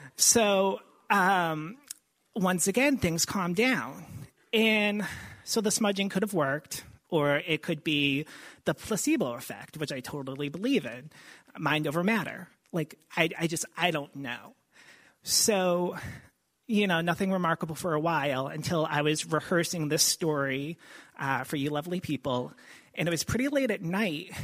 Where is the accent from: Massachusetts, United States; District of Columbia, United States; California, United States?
Massachusetts, United States; Boston; moved away as an adult; we're from the Boston area. We've been down here for a couple of years now.